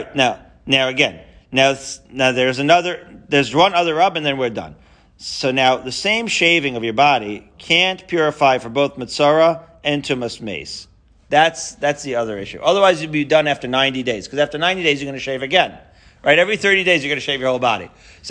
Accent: Haifa, Haifa District, Israel; I'm a Haifa boy. You can't tell by my Haifanian accent.

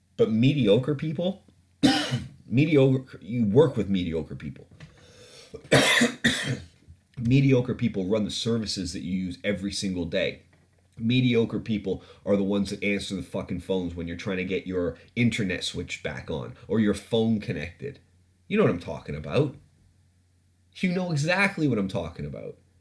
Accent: Ontario, Canada; moved away; I'm from, like, I grew up in Canada

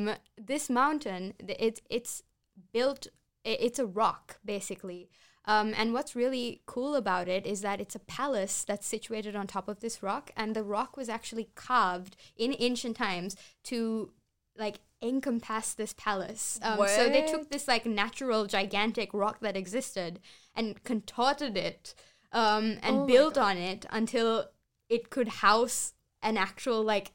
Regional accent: Mathura, Uttar Pradesh, India; there's this beautiful place in India, in my hometown actually, Uttar Pradesh. The place is known as Mathura

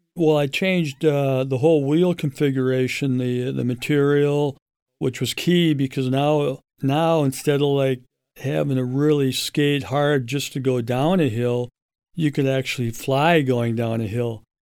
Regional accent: St. Louis Park, Minnesota, United States; I grew up in St. Louis Park and uh, graduated in 77

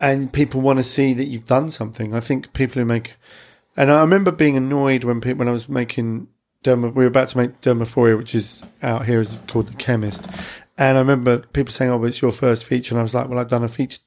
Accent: Clacton-on-Sea, East of England, United Kingdom; my hometown, which is Clacton-on-Sea

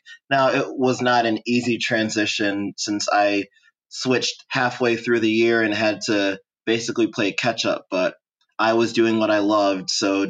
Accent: Royal Oak, Michigan, United States; moved away as an adult; I'm 27 years old. I was born in Royal Oak, Michigan. Spent my formative years there before going away to college at Asbury University.

